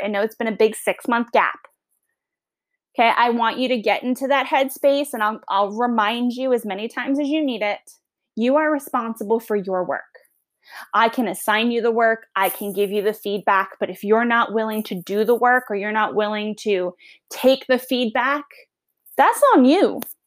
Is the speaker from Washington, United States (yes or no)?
no; Long Island, New York, United States; accent: Long Island; now in Virginia, United States; I'm originally from New York, Long Island